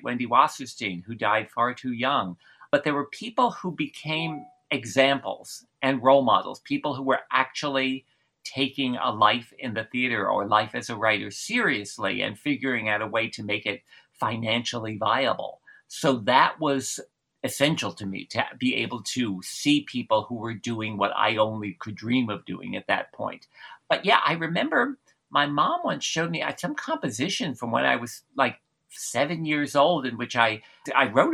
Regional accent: New Jersey, United States; I grew up in New Jersey

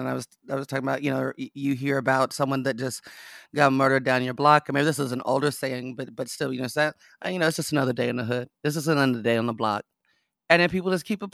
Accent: Las Vegas, Nevada, United States; moved away; I wasn't raised out here. I was raised in Las Vegas.

